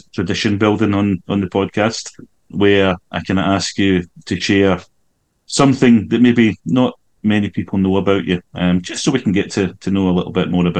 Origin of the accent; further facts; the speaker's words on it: Glasgow, Scotland, United Kingdom; where I grew up in Glasgow